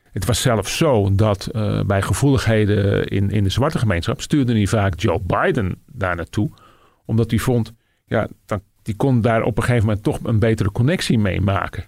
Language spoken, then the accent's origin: Dutch; Netherlands; also born or lived in United States; ik als Nederlander